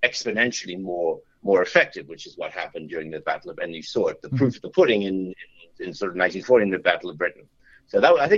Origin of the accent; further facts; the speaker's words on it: Australia; also born or lived in New York City / England; I was born in New York, and then and as younger, we moved to Australia. So, and then I went to some school and university in England.